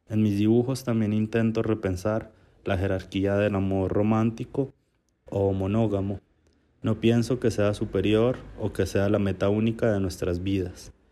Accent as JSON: {"language": "Spanish", "country": "Colombia", "moved": "yes", "lives_now": "Mexico", "said": "Soy un hombre gay, migrante, vine de Colombia a México hace unos años y estas circunstancias atraviesan mi obra."}